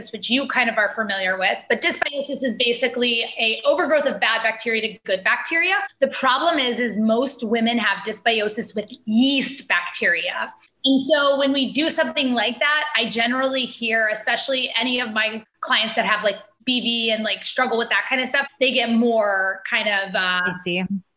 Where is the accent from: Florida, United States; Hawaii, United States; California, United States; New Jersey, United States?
Hawaii, United States; moved away; I grew up in Hawaii